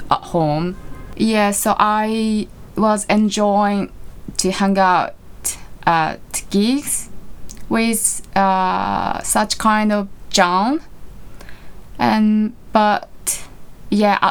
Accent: Japan; my hometown. It's in the countryside near Tokyo

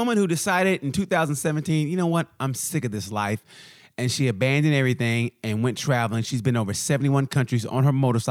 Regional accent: United States; I'm from the United States

